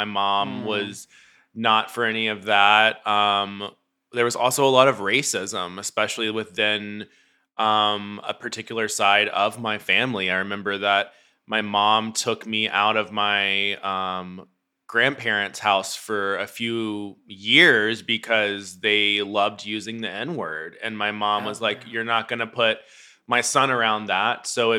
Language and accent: English; Memphis, Tennessee, United States; now in Los Angeles, United States; Ooh, well, Memphis was I was brought up Southern Baptist, very conservative, very all